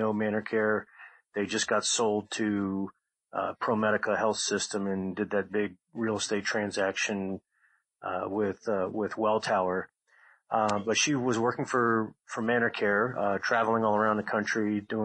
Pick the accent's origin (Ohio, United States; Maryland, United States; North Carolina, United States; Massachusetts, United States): Maryland, United States; Montgomery County; I grew up in Montgomery County, Maryland, in a nice neighborhood there